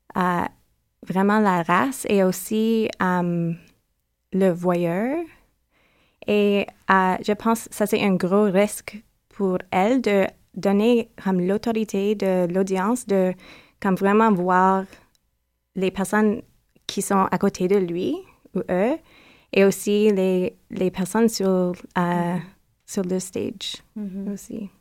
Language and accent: French; Toronto, Ontario, Canada; French is a second language; je viens de Toronto.